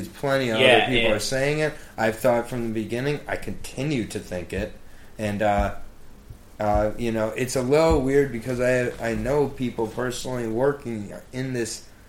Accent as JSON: {"language": "English", "region": "Michigan", "country": "United States", "moved": "as an adult", "lives_now": "Washington, D.C., United States", "said": "I'm from Michigan, where I had my medical marijuana card from my sophomore year of college."}